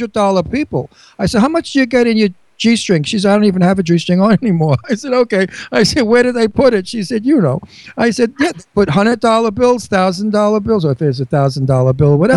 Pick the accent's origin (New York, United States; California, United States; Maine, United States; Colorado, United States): New York, United States; accent: New York; now in Pennsylvania, United States; I have a New York accent. I never want to lose it.